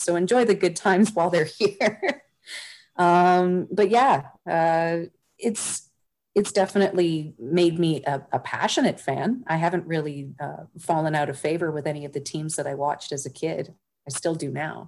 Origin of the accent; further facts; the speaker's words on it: Toronto, Ontario, Canada; growing up in Toronto